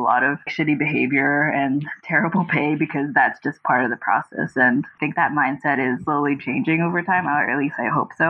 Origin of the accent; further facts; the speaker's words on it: Houston, Texas, United States; now in New York, United States; Yeah, I moved to New York from Houston, Texas to go to Pratt in Brooklyn.